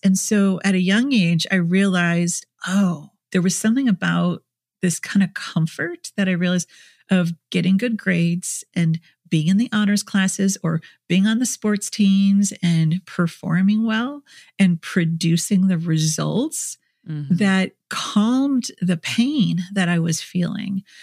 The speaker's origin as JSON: {"language": "English", "region": "Minnesota", "country": "United States", "tie": "born or raised there", "said": "in Minnesota where I grew up"}